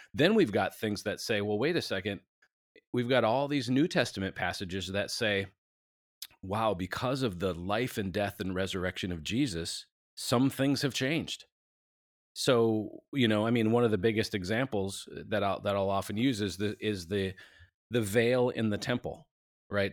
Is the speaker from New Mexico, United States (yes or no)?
no; Minneapolis, Minnesota, United States; moved away as an adult; now in Nashville, United States; we live in Nashville, but we're from Minneapolis, we've been down here twenty years